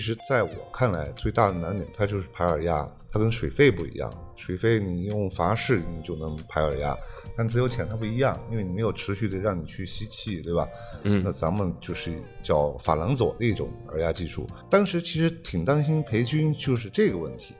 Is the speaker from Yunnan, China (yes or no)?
yes; Yunnan, China; moved away as an adult; now in Bohol, Philippines; 我是云南人